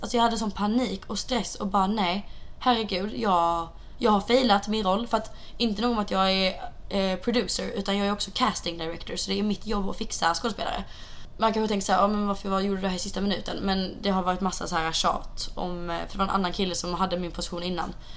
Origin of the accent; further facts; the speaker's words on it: Sweden; now in Santa Monica, United States; vi är hemma i Sverige igen